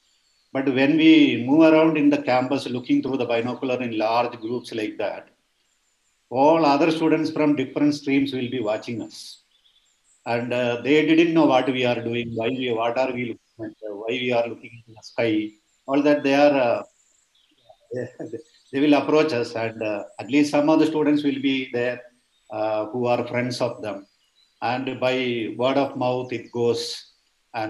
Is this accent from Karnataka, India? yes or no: no; Wayanad district, Kerala, India; moved away; also born or lived in Bangalore; I was born and brought up in Wayanad district of Kerala